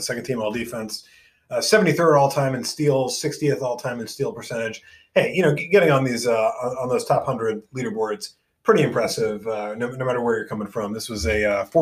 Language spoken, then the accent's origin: English; New York City, New York, United States; Forest Hills High School in my hometown of Forest Hills, New York